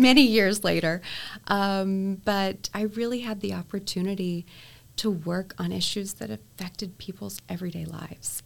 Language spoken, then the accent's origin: English; Texas, United States; I was able to obviously meet my hometown congressman, yes. um, and it was Congressman Chet Edwards